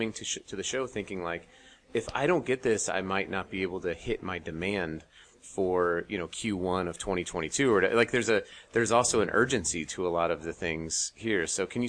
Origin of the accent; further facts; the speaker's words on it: Colorado, United States; also born or lived in Utah; You know, I'm from Colorado and Utah.